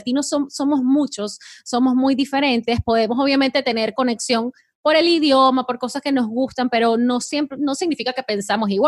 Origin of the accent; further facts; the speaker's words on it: Colombia; now in United States; yo soy colombiana y eh, orgullosa de ser colombiana y tienes tu identidad.